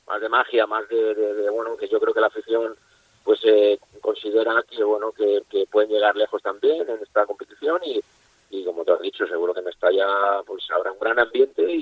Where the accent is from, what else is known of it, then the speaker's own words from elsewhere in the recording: Valencian Community, Spain; Eh, como tú has dicho, yo soy valenciano, yo me he a la cantera y para mí era un sueño poder hacer goles en Mestalla